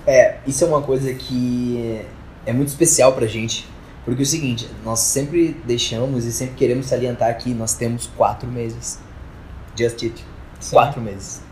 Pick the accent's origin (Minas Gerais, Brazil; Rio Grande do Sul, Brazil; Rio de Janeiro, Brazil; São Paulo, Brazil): Rio Grande do Sul, Brazil; Porto Alegre; now in Rondônia, Brazil; da minha cidade, de Porto Alegre. Mas. Pra quem não sabe, tipo, eu sou gaúcho